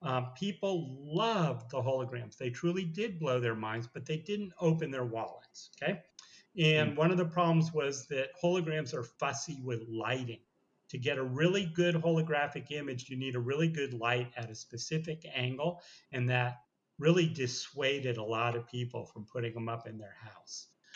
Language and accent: English; San Francisco, California, United States; also born or lived in Hollywood; I left Hollywood and I moved back to my hometown in San Francisco.